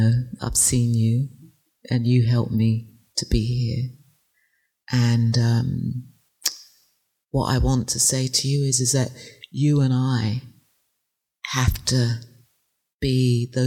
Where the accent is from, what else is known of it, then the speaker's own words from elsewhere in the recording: England, United Kingdom; moved away; I grew up in England